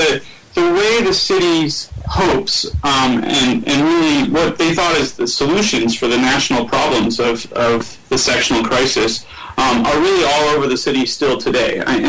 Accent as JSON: {"language": "English", "town": "San Diego", "region": "California", "country": "United States", "tie": "born or raised there", "also_born_or_lived": "Connecticut", "moved": "as an adult", "lives_now": "El Paso, United States", "said": "Well, I grew up in San Diego, and I'm actually this semester at the Huntington Library, so I'm looking out at cloudless skies in L.A. as I talk to you."}